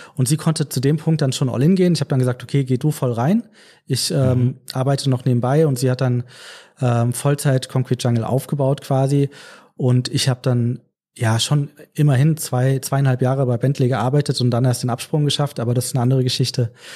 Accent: Frankfurt, Hesse, Germany; ich bin gebürtiger Frankfurter, also lebe mein ganzes Leben schon in Frankfurt, auch dem richtigen Frankfurt, Frankfurt am Main

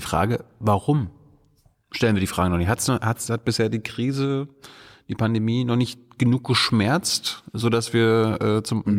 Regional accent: Germany; wir als Deutsche

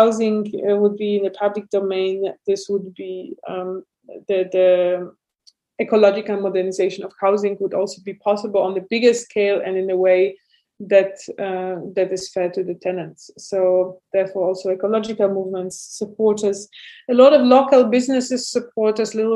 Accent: Warsaw, Masovian Voivodeship, Poland; moved away as an adult; now in Berlin, Germany; I'm originally from Warsaw, and I used to be also an urban activist in Warsaw

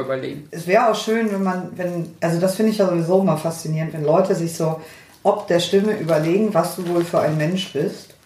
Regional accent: Northern Germany, Germany; ich komme aus dem Norden, schon immer gewesen

